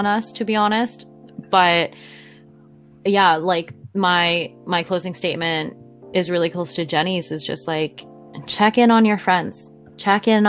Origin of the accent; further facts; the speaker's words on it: Canada; As a Canadian